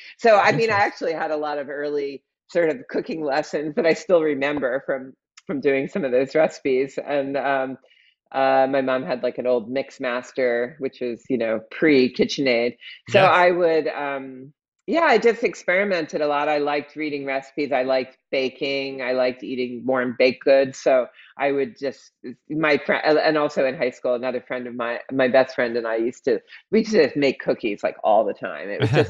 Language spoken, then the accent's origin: English; Pennsylvania, United States; Outside of Philadelphia.